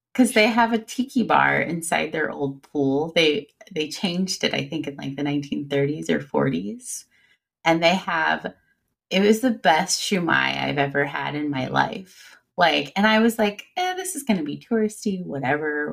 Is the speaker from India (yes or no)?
no; Illinois, United States; now in Cincinnati, United States; I grew up in Illinois